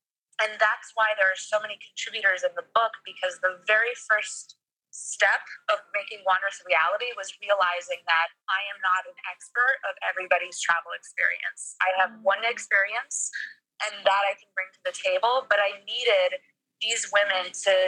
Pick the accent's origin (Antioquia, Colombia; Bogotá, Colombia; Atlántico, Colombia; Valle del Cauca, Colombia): Bogotá, Colombia; now in New York, United States; I'm originally from Bogota, so I am Colombian